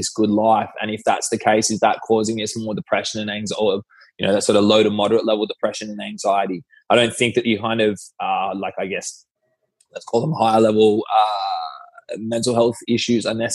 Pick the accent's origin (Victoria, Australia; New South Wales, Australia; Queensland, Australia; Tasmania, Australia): New South Wales, Australia; Sydney; I'm from Sydney